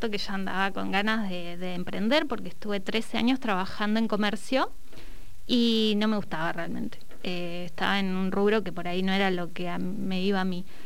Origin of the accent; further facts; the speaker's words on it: Neuquén, Argentina; soy neuquina, eh, nacida y criada, y mm, bueno, soy técnica gastronómica.